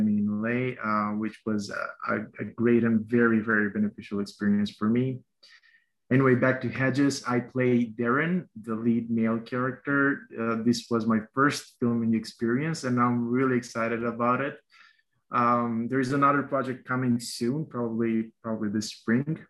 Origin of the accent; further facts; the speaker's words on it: North Macedonia; moved away as an adult; now in Chicago, United States; I was born and raised in Macedonia, which is a little country in southeastern Europe.